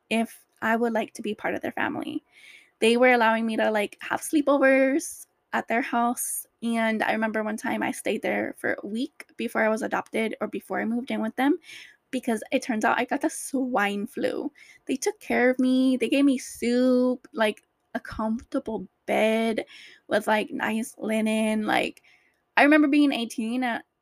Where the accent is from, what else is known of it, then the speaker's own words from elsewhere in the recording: Orange County, California, United States; also born or lived in LA County; I grew up in Orange County with my foster mom